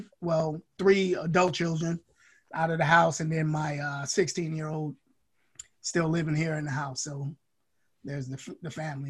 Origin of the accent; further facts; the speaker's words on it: New York City, New York, United States; also born or lived in Manhattan / Brooklyn; now in Washington, United States; I was born in Manhattan. I spent most of the time in the Bronx, and then I went to high school in Brooklyn.